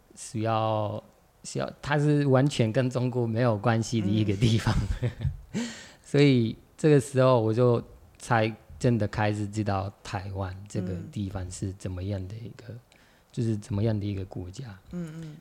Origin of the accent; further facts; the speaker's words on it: Morocco; Chinese is a second language; moved away as an adult; now in Taiwan; 我来自摩洛哥